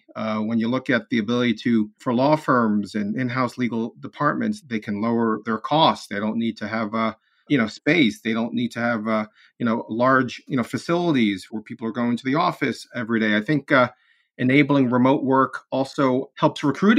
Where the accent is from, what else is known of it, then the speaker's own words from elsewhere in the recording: Bronx, New York, United States; born there; I was born in the New York area, born in the Bronx, and it's been tough the last few weeks.